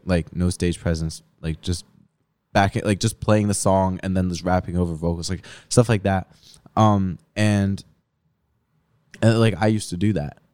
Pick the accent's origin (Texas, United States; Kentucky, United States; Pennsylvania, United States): Pennsylvania, United States; Philadelphia; moved away as an adult; now in Pittsburgh, United States; I grew up in Philly, so I had shows in Philly back in high school